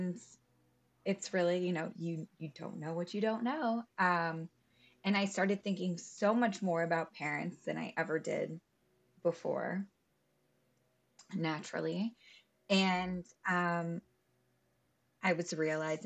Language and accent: English; Louisville, Kentucky, United States; I grew up in Louisville, Kentucky